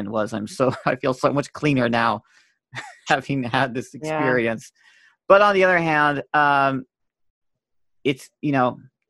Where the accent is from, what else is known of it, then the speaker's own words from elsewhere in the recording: Tampa, Florida, United States; moved away; I'm from Tampa